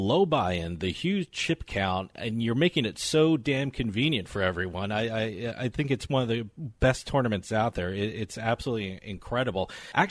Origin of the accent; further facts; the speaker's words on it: Princeton, New Jersey, United States; I'm from Princeton area, which it's a little bit of a drive to Atlantic City